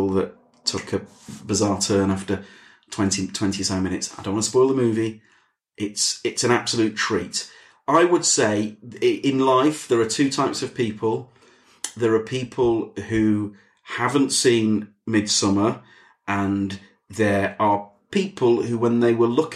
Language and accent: English; the north of England, United Kingdom; accent: northern; my northern accent